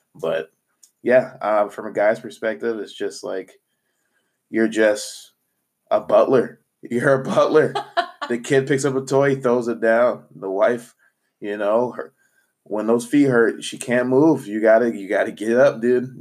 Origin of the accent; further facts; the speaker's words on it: Phoenix, Arizona, United States; moved away as an adult; also born or lived in Missouri; I'm from Phoenix, Arizona played sports through high school